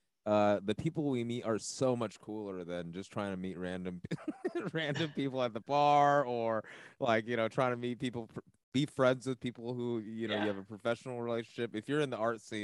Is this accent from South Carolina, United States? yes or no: no; Los Angeles, California, United States; being from LA, I'm used to a little bit more dry